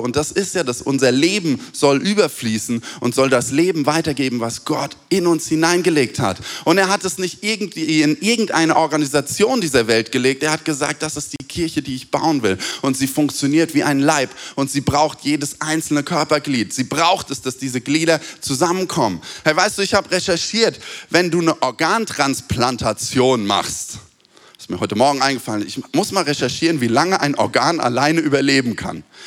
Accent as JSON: {"language": "German", "country": "Germany", "said": "wir sind Deutsche"}